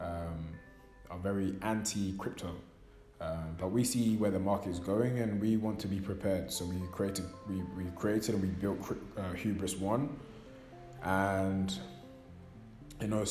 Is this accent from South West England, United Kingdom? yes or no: no; London, United Kingdom; born and raised in London